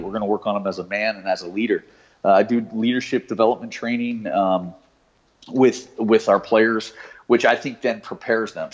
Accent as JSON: {"language": "English", "region": "South Florida", "country": "United States", "tie": "born or raised there", "said": "I was born and raised in South Florida"}